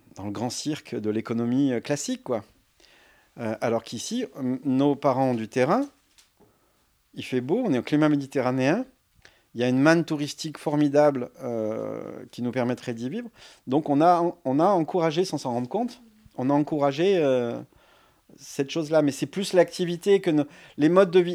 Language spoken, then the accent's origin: French; Lyon, Auvergne-Rhône-Alpes, France; moved away as an adult; now in Ardèche, France; je viens de Lyon